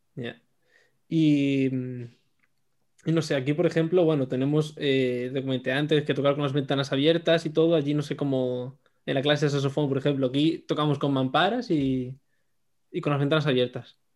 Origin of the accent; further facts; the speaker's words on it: Madrid, Community of Madrid, Spain; moved away as an adult; now in Badajoz, Spain; soy de Madrid